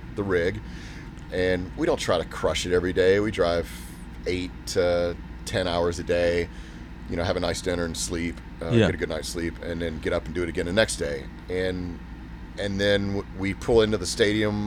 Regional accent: Texas, United States; moved away as an adult; also born or lived in Fort Worth / Southern California; we're originally from Texas

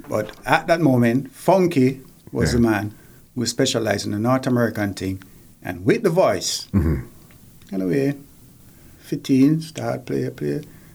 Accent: Kingston, Jamaica; moved away; growing up in Franklin Town, that's my hometown, there's always sound systems around.

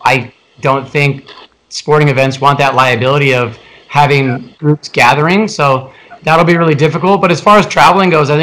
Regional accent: Hawaii, United States; being born and raised in Hawaii, the water's warm and blue

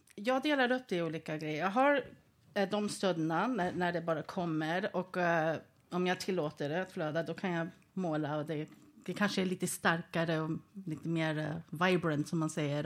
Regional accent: Sweden; jag var född i Sverige

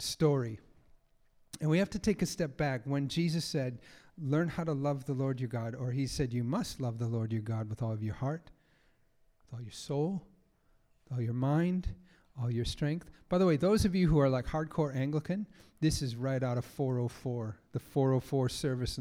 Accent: United States; I grew up in America

